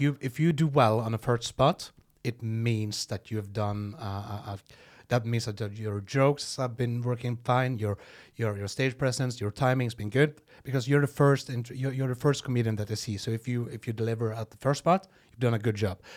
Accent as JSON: {"language": "English", "country": "Norway", "first_language": "Norwegian", "second_language": "English", "said": "I would just talk normal Norwegian, and when whenever I was going to talk English"}